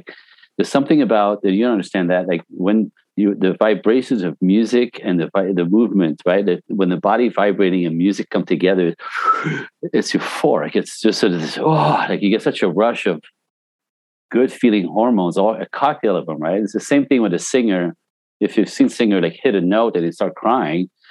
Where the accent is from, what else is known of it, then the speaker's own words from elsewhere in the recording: Canada; also born or lived in Vancouver / Los Angeles; I'm Canadian originally. I got all my training in Vancouver, where I moved to when I was 19, and made my way to Los Angeles